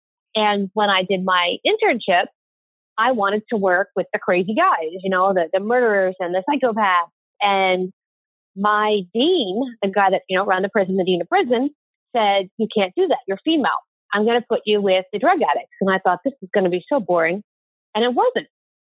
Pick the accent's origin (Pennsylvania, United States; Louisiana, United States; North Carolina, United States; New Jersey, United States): Pennsylvania, United States; Philadelphia; Pennsylvania, Philadelphia.